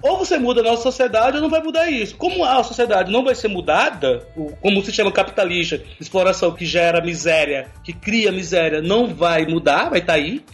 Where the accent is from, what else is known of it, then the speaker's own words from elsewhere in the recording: Maceió, Alagoas, Brazil; Eu sou de Maceió, sou de Alagoas, né? E eu estava no colégio do ensino médio lá